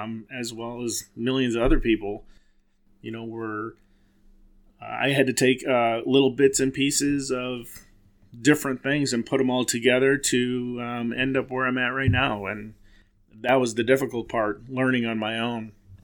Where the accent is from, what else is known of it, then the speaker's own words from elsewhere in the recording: Silvis, Illinois, United States; I grew up in Silvis, Illinois.